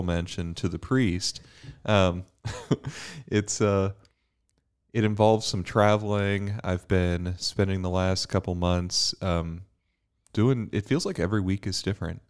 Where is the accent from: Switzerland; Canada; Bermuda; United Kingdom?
Bermuda; now in Dallas, United States; I'm from Bermuda. Um, I, I grew up in the, uh, the island of Bermuda